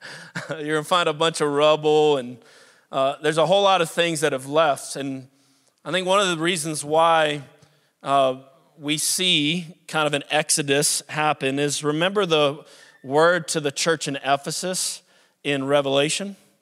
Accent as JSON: {"language": "English", "town": "New Orleans", "region": "Louisiana", "country": "United States", "tie": "born or raised there", "also_born_or_lived": "South Carolina", "moved": "yes", "lives_now": "Pittsburgh, United States", "said": "I was born and raised in New Orleans, but, uh, my dad became pastor of a church in the upstate of South Carolina about thirty years ago"}